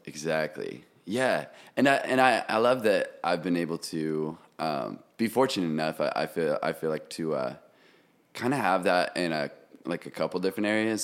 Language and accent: English; Kansas City, Missouri, United States; moved away as an adult; also born or lived in Oregon; now in Nashville, United States; I'm originally from Missouri, Kansas City